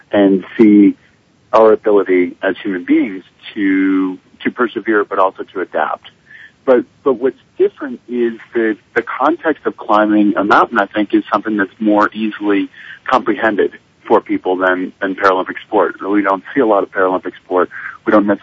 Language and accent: English; Park City, Utah, United States; I'm actually in Park City, Utah, my hometown.